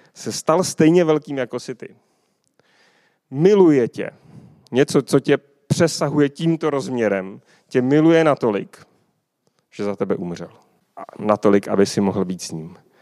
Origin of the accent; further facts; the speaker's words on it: Kolín, Central Bohemian Region, Czechia; Pocházím tady z Kolína